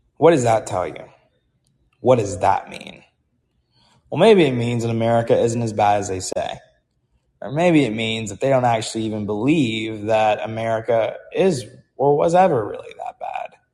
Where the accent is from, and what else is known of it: United States